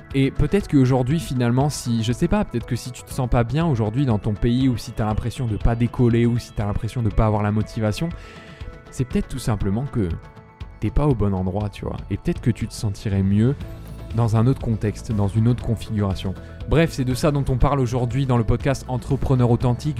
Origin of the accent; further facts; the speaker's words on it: France; moved away as an adult; now in Lisbon, Portugal; nous on est en tant que Français